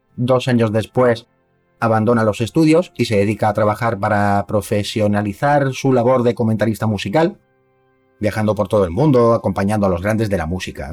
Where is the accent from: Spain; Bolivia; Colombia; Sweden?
Spain; Córdoba, Andalusia; now in Madrid, Spain; yo soy de Córdoba